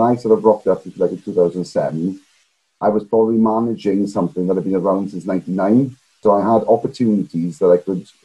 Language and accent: English; Garnant, Amman Valley, Wales, United Kingdom; moved away as an adult; also born or lived in London; I then went to Amur Valley Comprehensive School, played rugby throughout that.